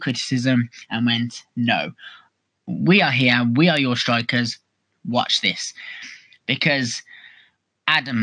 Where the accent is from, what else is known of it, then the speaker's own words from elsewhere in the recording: Birmingham, West Midlands, United Kingdom; I am from Birmingham, so naturally, I am a Birmingham City supporter